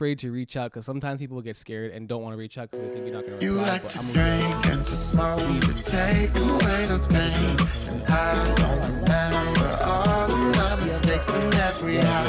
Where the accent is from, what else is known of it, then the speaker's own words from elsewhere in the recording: Jamaica; So that's me being Jamaican.